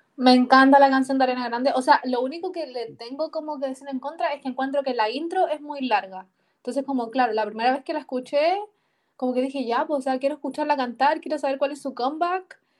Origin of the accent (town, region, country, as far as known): Chile